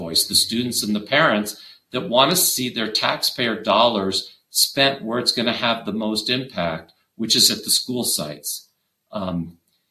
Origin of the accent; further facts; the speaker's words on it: Santa Fe, New Mexico, United States; actually, I'm from Santa Fe